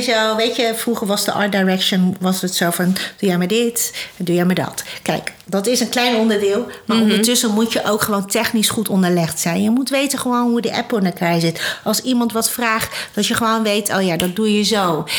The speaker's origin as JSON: {"language": "Dutch", "country": "Netherlands", "tie": "born or raised there", "said": "ik ben Chinees, hè? ik ben hier in Nederland geboren."}